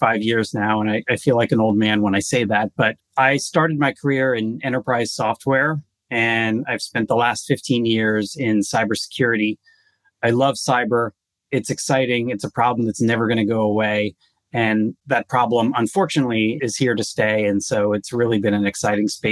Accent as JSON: {"language": "English", "country": "United States", "tie": "born or raised there", "also_born_or_lived": "Israel", "said": "I grew up here in the U.S."}